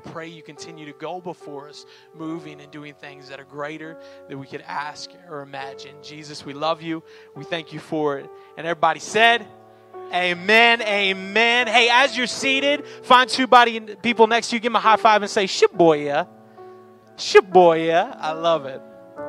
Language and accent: English; Miami, Florida, United States; And again, I'm from Miami, like I said. Me and my wife, Jacqueline, we are actually church planters in the Miami area.